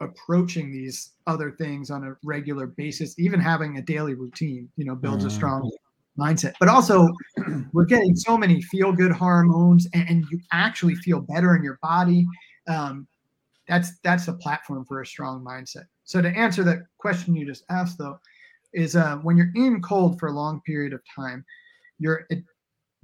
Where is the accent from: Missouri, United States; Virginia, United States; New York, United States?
New York, United States; now in Portland, United States; I grew up in the Lower East Side